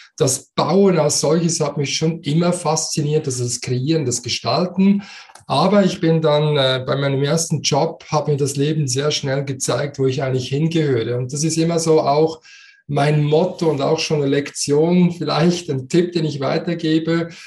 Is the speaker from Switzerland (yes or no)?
yes; Switzerland; accent: Swiss dialect; man hört das in meinem Dialekt. Ich bin Schweizer, so wie du, aber ich habe einen Migrationshintergrund